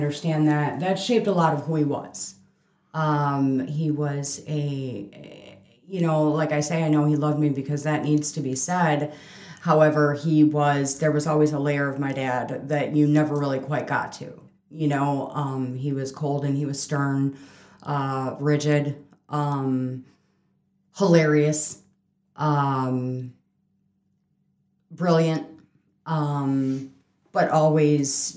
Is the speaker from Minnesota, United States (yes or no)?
no; Chicago, Illinois, United States; We are Southside Irish